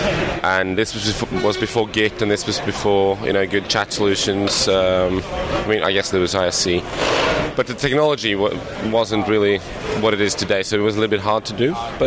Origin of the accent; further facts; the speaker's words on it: Norway; I'm from Norway.